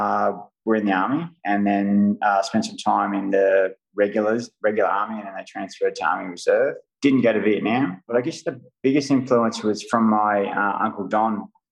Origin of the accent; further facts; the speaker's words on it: Sydney, New South Wales, Australia; also born or lived in Griffith; So I was born in Griffith in New South Wales, and then I think about the age of three, I moved into, or with my folks, moved to Sydney.